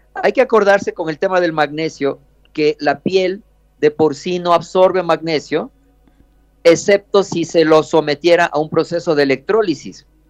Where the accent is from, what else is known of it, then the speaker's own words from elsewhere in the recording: Ecuador; aquí, aquí en Ecuador